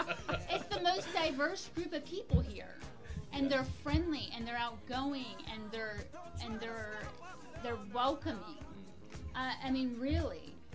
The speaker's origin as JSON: {"language": "English", "town": "Baltimore", "region": "Maryland", "country": "United States", "also_born_or_lived": "Front Range, Colorado", "moved": "as an adult", "lives_now": "Colorado, United States", "said": "So I'm from Baltimore. Baltimore is a little bit rowdier people. They're not as nice and friendly."}